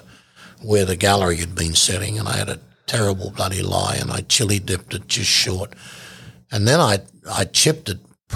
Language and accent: English; Australia; I'm an Aussie guy